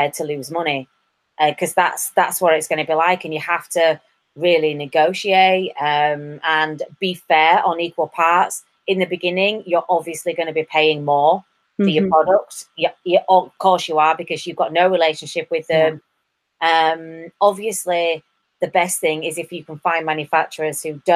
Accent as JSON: {"language": "English", "region": "England", "country": "United Kingdom", "also_born_or_lived": "Ireland", "moved": "yes", "said": "I'm English"}